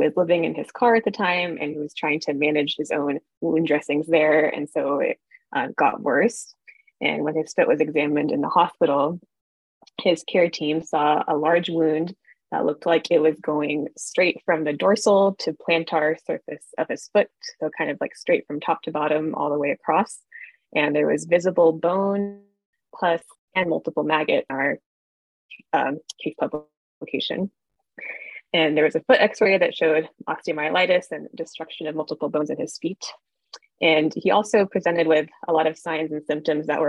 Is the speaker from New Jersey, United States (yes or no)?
no; Houston, Texas, United States; moved away as an adult; also born or lived in Kansas City, Missouri / Baltimore, Maryland; now in Boston, United States; I'm originally from Houston, Texas